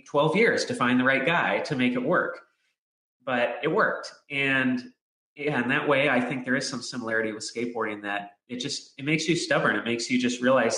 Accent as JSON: {"language": "English", "region": "Southern California", "country": "United States", "tie": "born or raised there", "said": "I grew up in Southern California where all the pros are"}